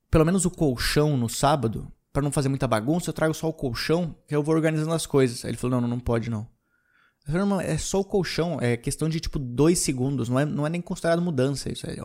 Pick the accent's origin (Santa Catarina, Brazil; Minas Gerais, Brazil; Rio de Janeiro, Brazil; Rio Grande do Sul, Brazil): Rio Grande do Sul, Brazil; now in São Paulo, Brazil; quando eu vim de, de, do Rio Grande do Sul para São Paulo, eu tive que trazer bastante coisa.